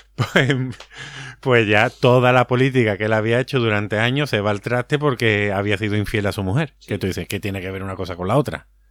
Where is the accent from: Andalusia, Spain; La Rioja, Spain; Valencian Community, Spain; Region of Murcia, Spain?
Andalusia, Spain; Que somos muy, andaluz